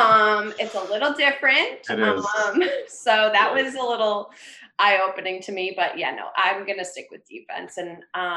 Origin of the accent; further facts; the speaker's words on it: Acton, Massachusetts, United States; also born or lived in Dedham / Somerville; I'm from Acton. So I'm actually outside Boston, but I went to Nobles in Dedham. And right now I'm in Somerville.